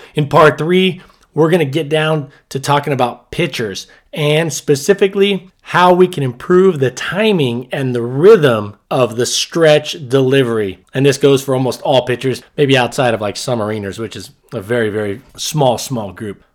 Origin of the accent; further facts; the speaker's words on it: Southern California, United States; moved away; I grew up in Southern California